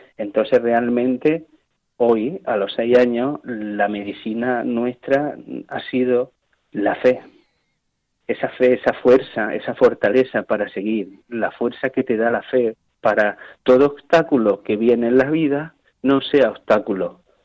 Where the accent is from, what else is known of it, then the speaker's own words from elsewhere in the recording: Spain; soy español